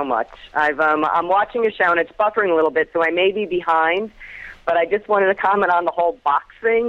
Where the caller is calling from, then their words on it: Florida, United States; I'm calling from Florida.